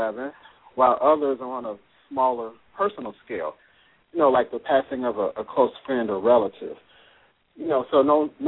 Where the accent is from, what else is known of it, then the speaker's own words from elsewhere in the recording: Chicago, Illinois, United States; moved away; also born or lived in Tampa; my hometown because I'm from Chicago